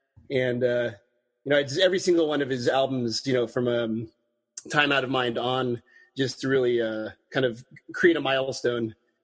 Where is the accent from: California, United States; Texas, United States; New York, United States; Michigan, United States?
California, United States; Southern California near San Diego, United States; I grew up in Southern California near San Diego.